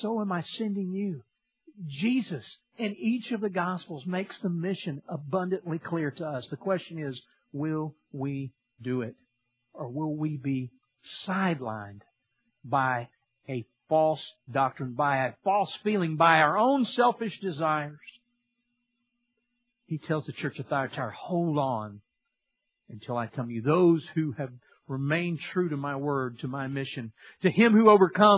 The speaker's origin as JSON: {"language": "English", "region": "Louisiana", "country": "United States", "said": "I'm from Louisiana"}